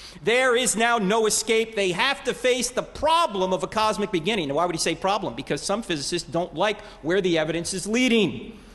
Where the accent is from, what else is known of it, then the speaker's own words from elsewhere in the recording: Neptune, New Jersey, United States; moved away; I'm originally from New Jersey. I grew up in Neptune.